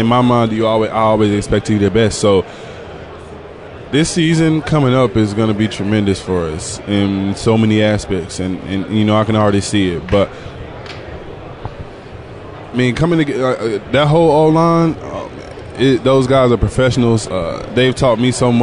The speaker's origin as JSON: {"language": "English", "region": "Georgia", "country": "United States", "said": "I'm from Georgia"}